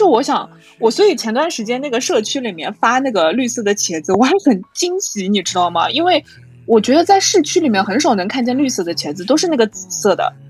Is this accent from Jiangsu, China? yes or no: no; Chongming, Shanghai, China; 我是上海人，但是呢我是上海崇明人